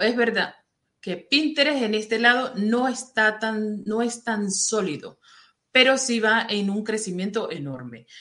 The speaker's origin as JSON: {"language": "Spanish", "country": "Venezuela", "also_born_or_lived": "Saudi Arabia", "moved": "as an adult", "said": "yo soy venezolana y vivía en Venezuela"}